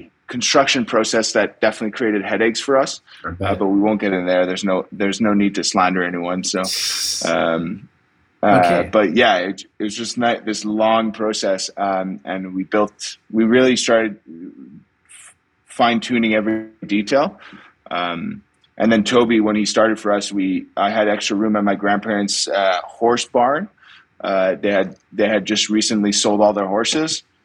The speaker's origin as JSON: {"language": "English", "town": "Montreal", "region": "Quebec", "country": "Canada", "tie": "born or raised there", "lives_now": "Knowlton, Canada", "said": "I grew up in Montreal, but spent every second I had in Knowlton"}